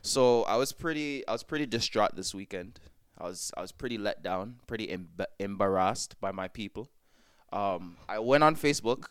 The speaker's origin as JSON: {"language": "English", "country": "Jamaica", "said": "I am Jamaican to the core"}